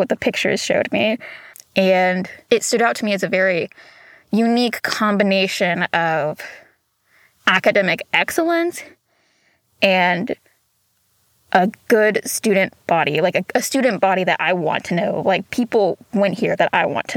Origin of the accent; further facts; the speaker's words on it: Chattanooga, Tennessee, United States; moved away as an adult; also born or lived in Hixson, Tennessee; now in Walla Walla, United States; I'm from Chattanooga, Tennessee